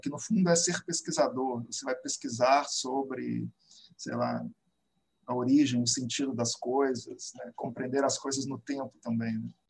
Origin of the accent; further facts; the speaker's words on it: Belo Horizonte, Minas Gerais, Brazil; moved away as an adult; also born or lived in Campinas; now in Rio de Janeiro, Brazil; eu sou nascido em Belo Horizonte, é, atualmente moro no Rio